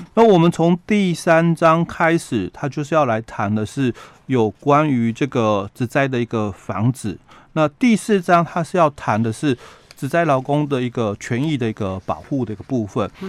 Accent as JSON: {"language": "Chinese", "region": "Yilan County", "country": "Taiwan", "said": "我们宜兰的部分"}